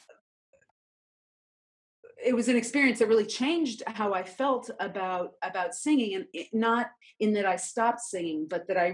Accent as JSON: {"language": "English", "town": "New York City", "region": "New York", "country": "United States", "tie": "born or raised there", "said": "I grew up in New York City"}